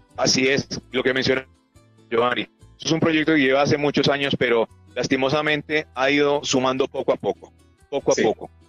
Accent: Colombia; Como colombianos

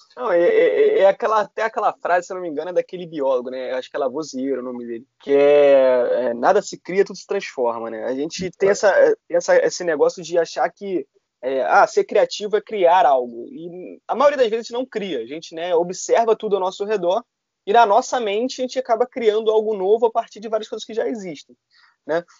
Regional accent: Rio de Janeiro, Brazil; eu sou aqui da Tijuca, no Rio de Janeiro

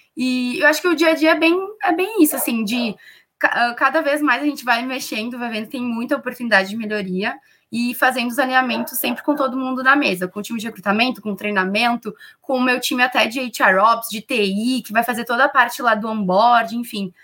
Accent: Rio Grande do Sul, Brazil; accent: gaúcho; moved away as an adult; now in São Paulo, Brazil; a minha transferência do Rio Grande do Sul para São Paulo, vocês devem perceber pelo meu sotaque que eu sou gaúcha

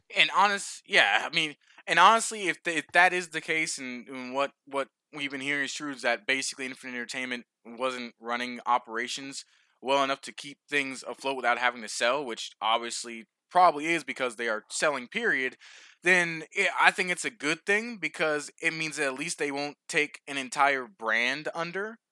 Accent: Atlanta, Georgia, United States; the Braves in my hometown

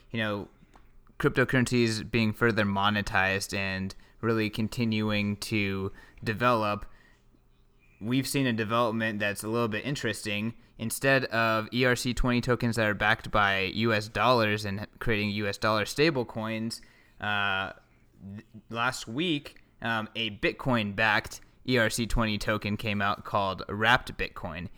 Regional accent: United States; I'm American

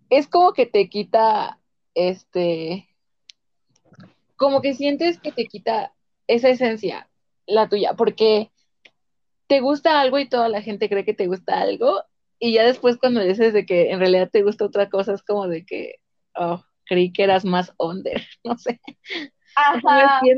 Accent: Mexico; los mexicanos tenemos un tipo de humor distinto al gringo.

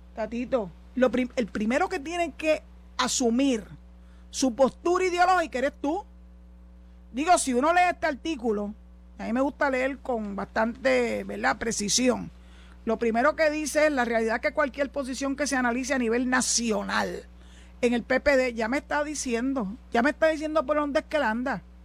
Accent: Puerto Rico; los puertorriqueños, porque somos tan ciudadanos americanos como cualquiera

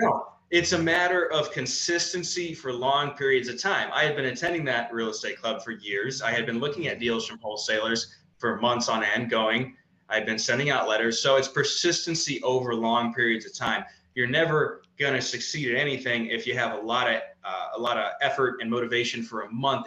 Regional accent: Midwest, United States; moved away as an adult; also born or lived in Ohio; now in Colorado, United States; I grew up in the Midwest, very conservative, very scarcity

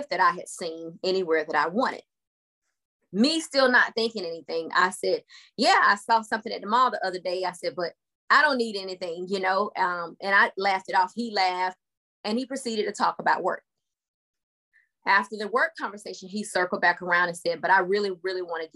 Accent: Griffin, Georgia, United States; now in Conyers, United States; I'm from Griffin, Georgia, originally is where I'm from. I still reside in Georgia, but in a town about an hour and 15 minutes away from Griffin called Conyers

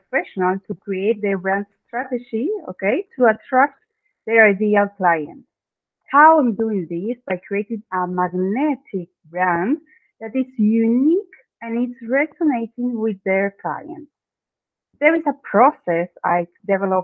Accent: Argentina; first language Spanish; English is a second language; I am from Argentina. So yeah, my native language is Spanish

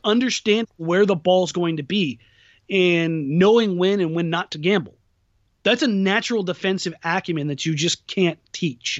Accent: Southern California, United States; also born or lived in Los Angeles; now in Portland, United States; I grew up in Southern California

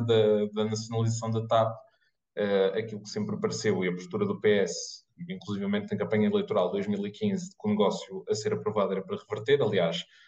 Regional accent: Porto, Norte, Portugal; also born or lived in Matosinhos; sou tripeiro, uh, moro em Matosinhos

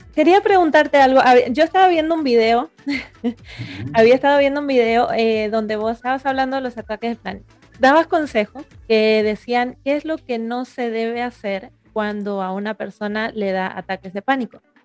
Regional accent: Mendoza, Argentina; Yo soy mendocina

